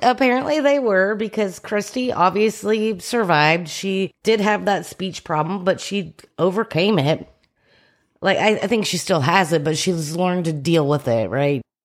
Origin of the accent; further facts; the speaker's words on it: Plano, Texas, United States; I was from Plano